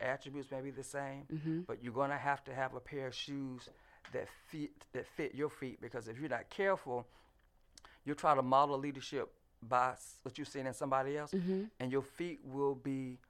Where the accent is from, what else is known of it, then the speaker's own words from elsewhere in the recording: Fort Valley, Georgia, United States; I came from Fort Valley